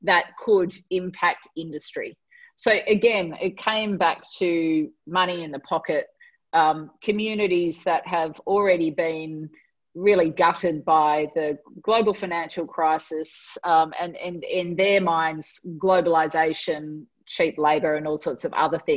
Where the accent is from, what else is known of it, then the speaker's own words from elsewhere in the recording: Australia; being an Australian